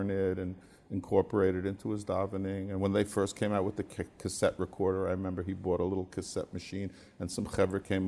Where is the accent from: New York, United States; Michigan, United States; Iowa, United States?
New York, United States; New York City; some people say I grew up out of town because I was born in Queens.